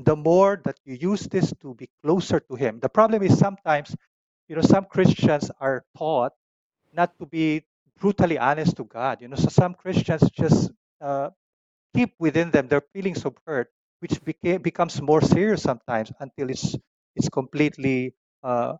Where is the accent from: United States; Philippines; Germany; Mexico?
Philippines; my own Filipino culture, as an Asian, as a Filipino